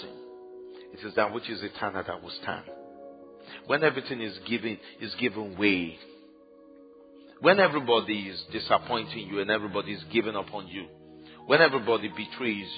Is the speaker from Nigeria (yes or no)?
yes; Ibadan, Oyo, Nigeria; when I was growing up in Ibadan, there was only one television station